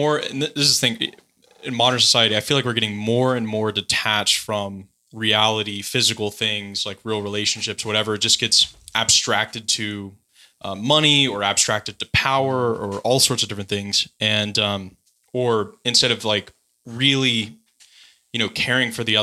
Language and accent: English; San Diego, California, United States; I'm from San Diego